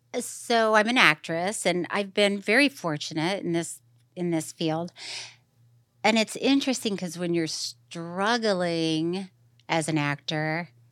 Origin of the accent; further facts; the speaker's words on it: Florida, United States; now in Los Angeles, United States; So, as you know, growing up in Florida, I just thought, once again, that's how everybody, I thought everybody just walked around sweaty.